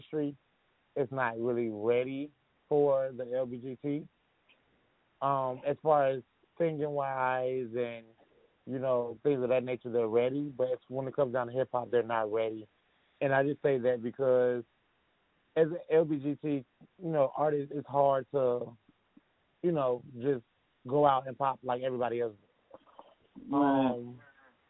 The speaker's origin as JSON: {"language": "English", "region": "Indiana", "country": "United States", "moved": "yes", "lives_now": "Georgia, United States", "said": "I'm from Indiana, but I moved to Georgia like in 2019"}